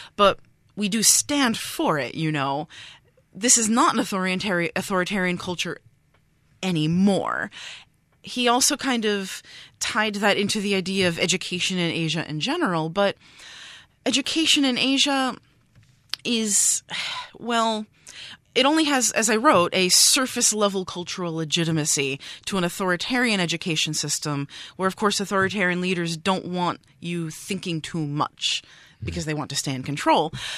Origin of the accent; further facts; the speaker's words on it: New York, United States; moved away as an adult; now in Taiwan; I'm a New Yorker